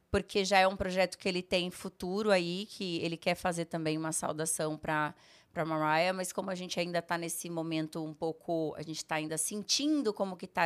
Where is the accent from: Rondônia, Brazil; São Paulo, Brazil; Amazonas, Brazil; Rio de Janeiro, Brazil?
Rondônia, Brazil; also born or lived in Sertanópolis; Eu nasci em Sertanópolis, no interior do Paraná. Morei acho que um ano ou dois só, porque meu pai recebeu uma proposta para ser diretor de um hospital é, em Rondônia.